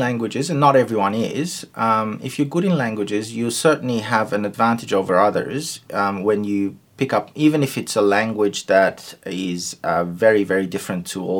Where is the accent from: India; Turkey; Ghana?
Turkey; first language Turkish; English is a second language; No Asian languages, but my native language is Turkish, which is again very different from the other languages that I speak